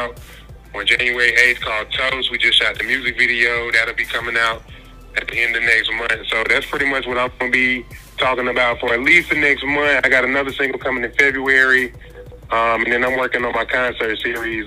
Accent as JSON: {"language": "English", "town": "Greensboro", "region": "North Carolina", "country": "United States", "also_born_or_lived": "Durham, North Carolina", "said": "I'm from Greensboro, North Carolina"}